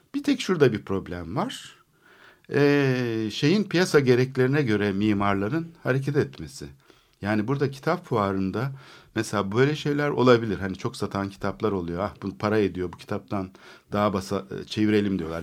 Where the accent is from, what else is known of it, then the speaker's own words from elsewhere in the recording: Istanbul, Turkey; Ben çocukluğum orada geçti